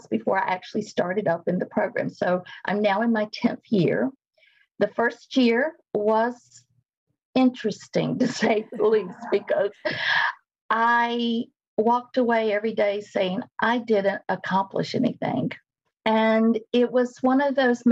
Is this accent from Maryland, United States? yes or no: no; Wilmington, North Carolina, United States; moved away as an adult; also born or lived in Northeast Ohio / Louisiana; now in Wilmington, United States; I moved back to Wilmington, which is my hometown, in 2010 after being away since 1982